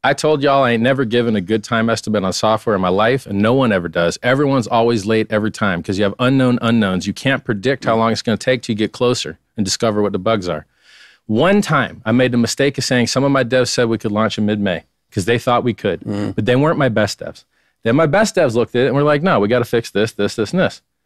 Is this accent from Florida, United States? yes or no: yes; Fort Lauderdale, Florida, United States; I'm from Fort Lauderdale, about 20 minutes north of Miami.